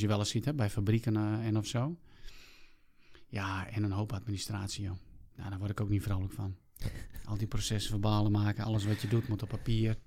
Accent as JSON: {"language": "Dutch", "country": "South Africa", "tie": "born or raised there", "moved": "yes", "lives_now": "Netherlands", "said": "vertrokken terug naar mijn geboorteland Zuid-Afrika."}